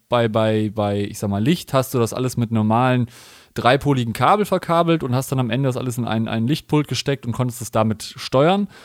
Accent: Cologne, North Rhine-Westphalia, Germany; ich komme ja aus Köln

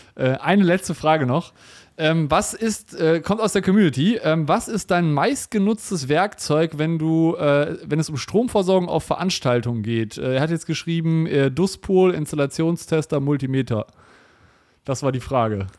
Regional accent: Germany; wir als, als, als Deutsche

